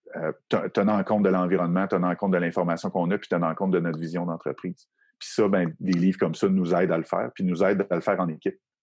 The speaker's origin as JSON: {"language": "French", "town": "Quebec City", "region": "Quebec", "country": "Canada", "said": "moi, je viens de la région de Québec."}